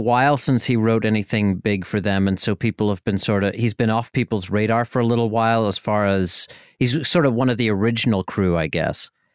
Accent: Northern Ireland, United Kingdom; moved away; I was from Northern Ireland

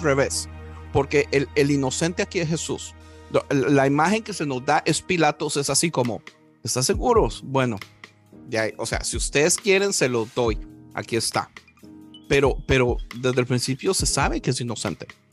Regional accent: Costa Rica; yo, como tico pacifista

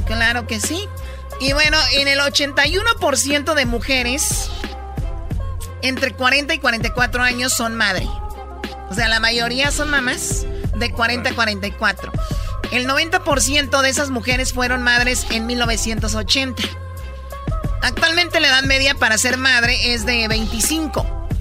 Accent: Jalisco, Mexico; yo soy de Jalisco.

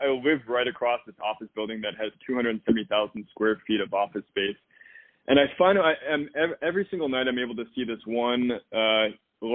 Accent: Midwest, United States; I'm from the Midwest

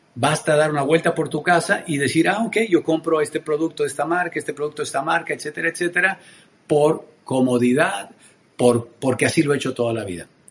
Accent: Tenancingo, Mexico; soy mexicano oriundo de un pueblo hermoso en el interior de mi país que se llama Tenancingo. Ahí crecí

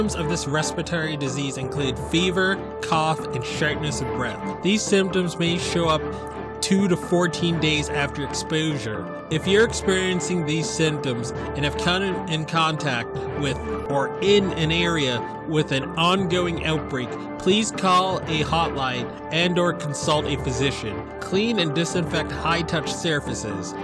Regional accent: Massachusetts, United States; Massachusetts, my home state

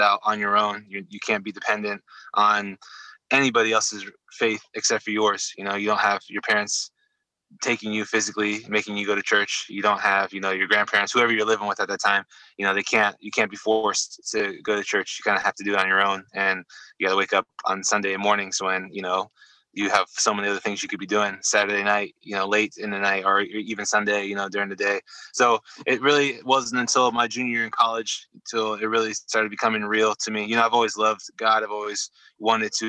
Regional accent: Venice, Florida, United States; also born or lived in Omaha, Nebraska / Atlanta, Georgia; We moved from Georgia to, I think Sarasota or Venice, maybe Bradenton. Really early on, maybe, you know, when I was like two or one or two-ish. And so I've been down there ever since.

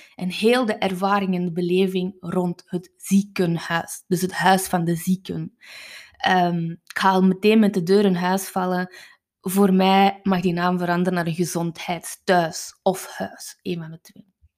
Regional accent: Kempen, Flanders, Belgium; Ik ben van de Kempen

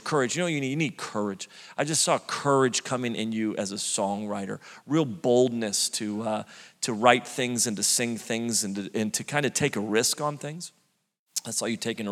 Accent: Redding, California, United States; moved away as an adult; now in Sacramento, United States; Born and raised Reading, California

